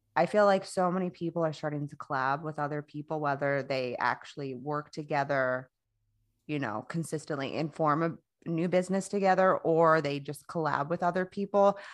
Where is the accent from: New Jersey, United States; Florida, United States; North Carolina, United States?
Florida, United States; I'm from Florida